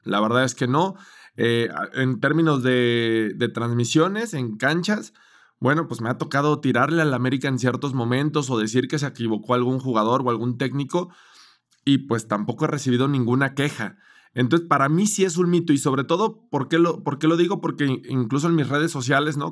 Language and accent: Spanish; Guadalajara, Jalisco, Mexico; moved away as an adult; now in Mexico City, Mexico; soy de Guadalajara